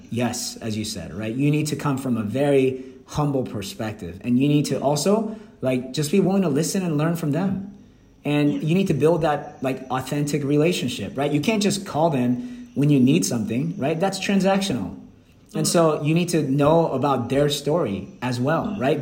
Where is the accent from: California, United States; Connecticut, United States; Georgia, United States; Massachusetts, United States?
Georgia, United States; Atlanta; English is a second language; moved away as an adult; also born or lived in Seoul, South Korea; now in Vietnam; growing up in Atlanta, Georgia